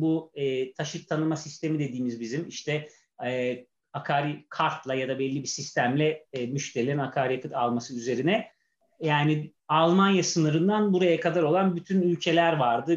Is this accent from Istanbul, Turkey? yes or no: yes; Istanbul, Turkey; 1979 yılında doğdum. Ee, Şişli'de hatta şimdi bizim ofise de çok uzak olmayan bir yer